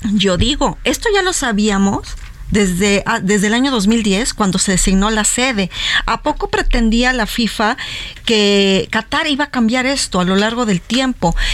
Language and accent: Spanish; Mexico; como mexicanos